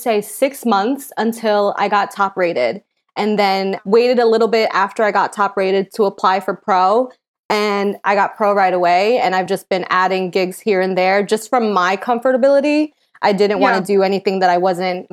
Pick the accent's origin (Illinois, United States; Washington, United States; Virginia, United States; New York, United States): New York, United States; upstate; I'm originally from New York. I was from upstate New York. And then I moved into the city